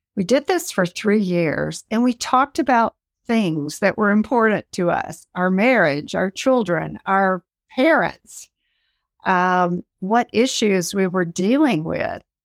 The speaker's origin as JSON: {"language": "English", "region": "South Carolina", "country": "United States", "tie": "born or raised there", "said": "I grew up in South Carolina in a typical home"}